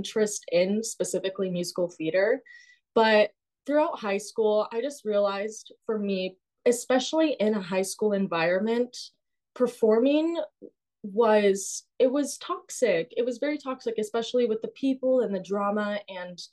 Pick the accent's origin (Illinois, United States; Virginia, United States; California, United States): California, United States; Simi Valley; moved away as an adult; now in New York City, United States; I grew up in Simi Valley, which is 30 minutes north of Los Angeles in California.